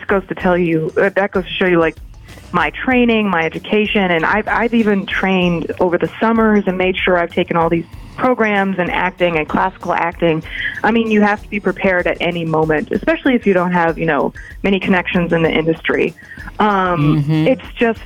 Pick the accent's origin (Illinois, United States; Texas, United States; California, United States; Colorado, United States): California, United States; Los Angeles; also born or lived in Princeton; I grew up, was born and raised in Los Angeles